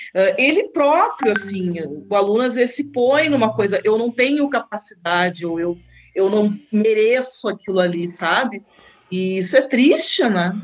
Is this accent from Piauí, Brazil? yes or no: no; Rio Grande do Sul, Brazil; moved away as an adult; also born or lived in Lisbon, Portugal; now in Guarapuava, Brazil; eu sou do Rio Grande do Sul, então me formei no Rio Grande do Sul